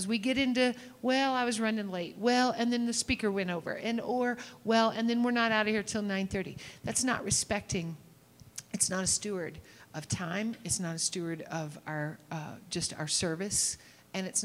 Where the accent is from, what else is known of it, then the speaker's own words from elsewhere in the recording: Kentucky, United States; I'm from Kentucky